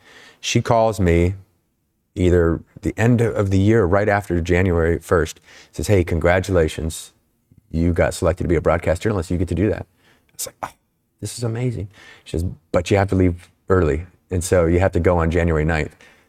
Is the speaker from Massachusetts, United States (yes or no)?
no; Snohomish, Washington, United States; Yeah, so I'm from Snohomish, Washington, a little town.